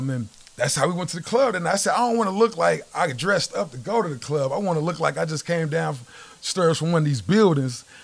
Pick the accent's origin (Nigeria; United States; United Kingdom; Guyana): United States; Midwest City, Oklahoma; I'm from the Mid-Dub. I'm from, you know, Midwest City Spence area.